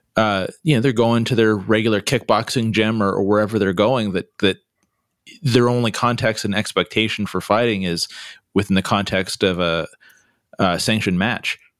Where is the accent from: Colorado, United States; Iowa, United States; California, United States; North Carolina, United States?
California, United States; I'm a Californian, so, you know, I, I say things a little differently